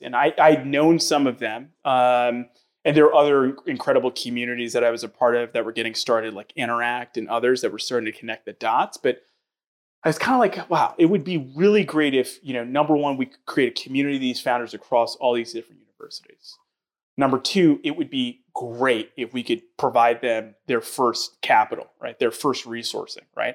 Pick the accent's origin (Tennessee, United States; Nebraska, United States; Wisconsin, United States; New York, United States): New York, United States; New York City; I grew up in New York